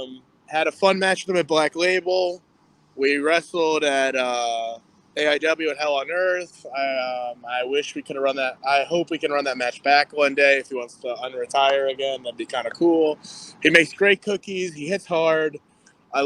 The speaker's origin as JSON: {"language": "English", "town": "Akron", "region": "Ohio", "country": "United States", "tie": "born or raised there", "said": "Akron, Ohio, the Dirty 330, my hometown"}